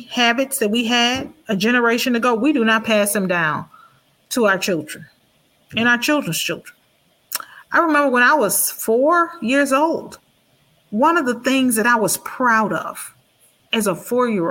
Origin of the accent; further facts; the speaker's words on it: Houston, Texas, United States; I grew up in Fifth Ward Kelly Court Projects